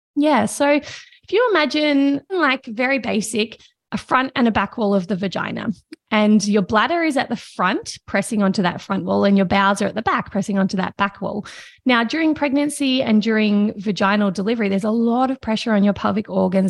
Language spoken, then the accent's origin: English; Victoria, Australia; I grew up in Victoria, in Australia